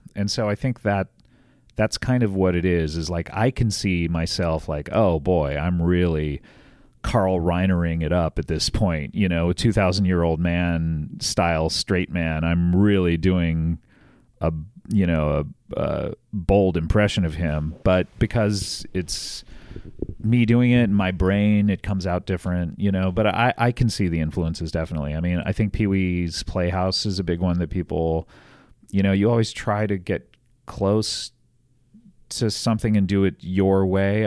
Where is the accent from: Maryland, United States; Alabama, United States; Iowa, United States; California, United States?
California, United States; Orange County; I grew up in Orange County